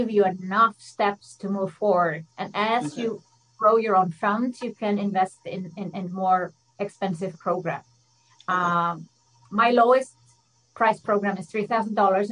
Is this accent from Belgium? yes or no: no; Iceland; moved away as an adult; now in Switzerland; I'm from Iceland. I love the connection to my home country.